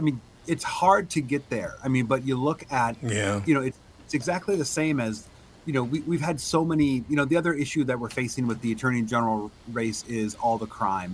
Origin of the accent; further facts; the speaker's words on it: White Bear Lake, Minnesota, United States; I grew up in White Bear Lake. My father was a milkman, and I spent my youth helping him on his milk truck.